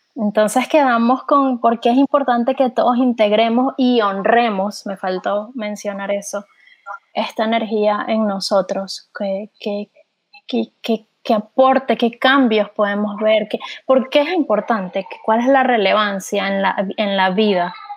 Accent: Venezuela; now in Texas, United States; nosotras somos, los tres somos venezolanos

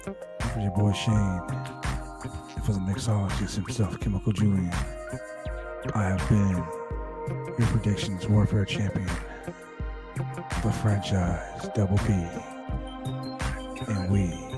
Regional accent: Calgary, Alberta, Canada; I'm Canadian myself, brother, from Calgary, Alberta, baby, all day.

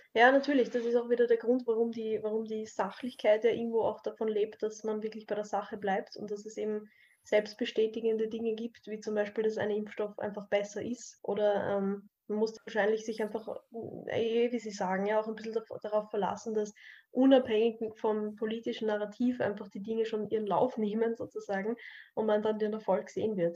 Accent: Austria; bei uns in Österreich

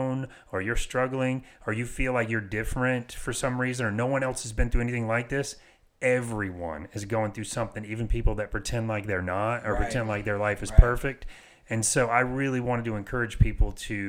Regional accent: Apopka, Florida, United States; I'm from Apopka

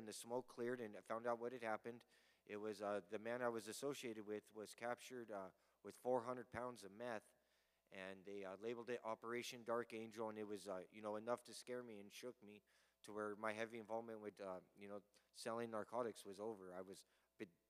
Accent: Pueblo, Colorado, United States; I'm from Pueblo, Colorado

